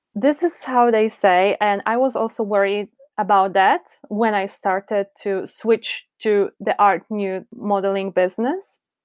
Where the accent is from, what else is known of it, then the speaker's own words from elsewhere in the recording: Poznań, Greater Poland, Poland; English is a second language; also born or lived in Warsaw; I'm from Poland